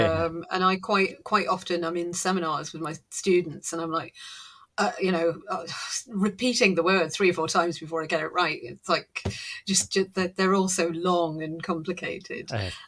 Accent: North East England, United Kingdom; And Northeasterner, because I am, you know, I was brought up in the Northeast, all over the Northeast.

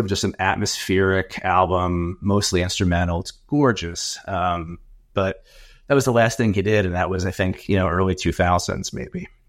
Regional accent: Atlantic City, New Jersey, United States; I grew up in Atlantic City in South Jersey

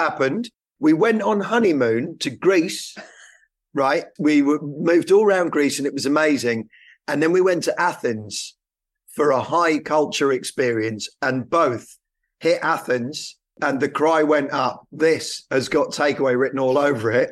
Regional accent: Haslemere, South East England, United Kingdom; My parents lived just outside Hazelmere. in Surrey.

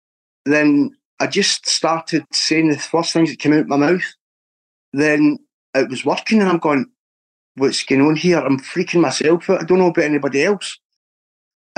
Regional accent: Scotland, United Kingdom; being a Scotsman

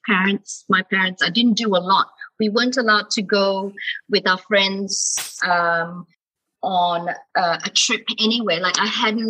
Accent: Kuala Lumpur, Malaysia; moved away as an adult; also born or lived in Perth, Western Australia; now in Australia; I moved from Malaysia, from Kuala Lumpur to Perth when I was 19, 20 to do university.

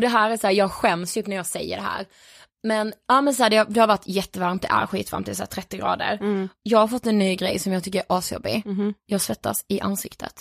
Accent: Blekinge, Sweden; vi är från Blekinge

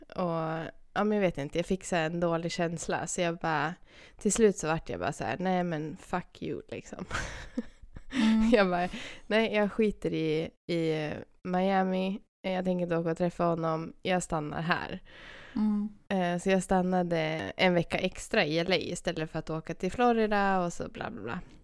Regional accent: Sweden; jag är från Sverige

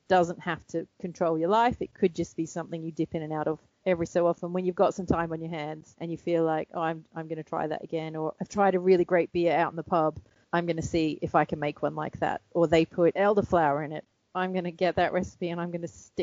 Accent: Australia; moved away; I'm Australian.

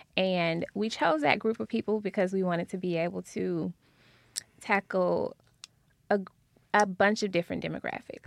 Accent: Fayette, Mississippi, United States; also born or lived in Savannah, Georgia; now in Jackson, United States; I'm from Fayette, so I was, I was raised seeing the need for it

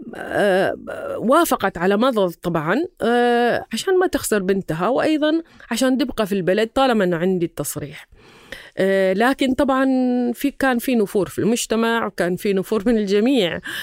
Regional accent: Oman; moved away as an adult; ناشطة حقوقية من سلطنة عمان

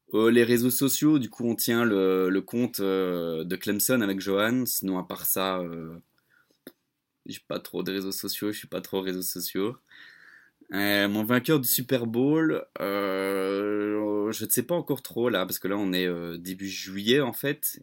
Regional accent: Belgium; je suis belge, je suis le belge de l'équipe

